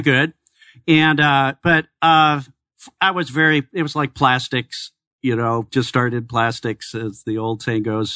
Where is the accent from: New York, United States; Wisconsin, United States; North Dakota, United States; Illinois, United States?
Illinois, United States; Chicago; also born or lived in Iowa; now in Arizona, United States; I'm originally from Chicago